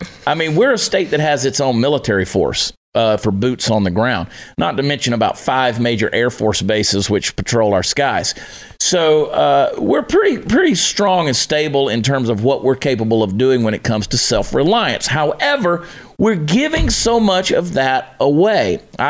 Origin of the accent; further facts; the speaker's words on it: Georgia, United States; also born or lived in New Jersey; now in Texas, United States; And I was there 4 months of my life and then grew up in Georgia. I'm a Georgia boy.